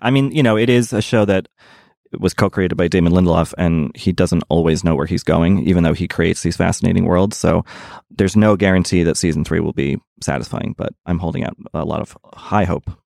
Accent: Boston, Massachusetts, United States; moved away; my hometown, Boston

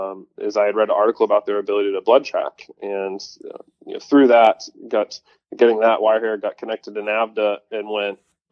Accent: Northeast, United States; So for context, I grew up in the Northeast as a deer hunter.

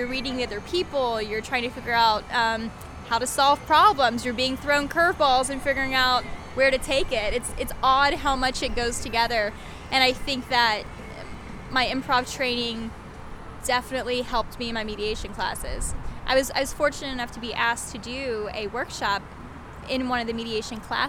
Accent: Mesquite, Texas, United States; I grew up in Mesquite, just outside of Dallas

